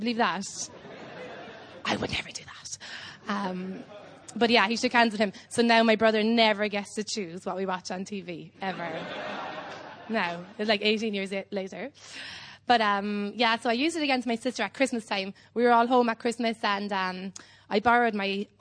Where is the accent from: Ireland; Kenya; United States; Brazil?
Ireland; Cobh, Munster